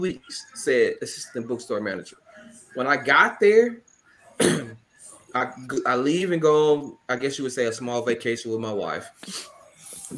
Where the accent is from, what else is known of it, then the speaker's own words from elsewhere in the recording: Canton, Mississippi, United States; moved away as an adult; also born or lived in Jackson, Mississippi / Oklahoma / Arkansas; I'm from Kent, Mississippi. Went to Kent High School. Graduated from there.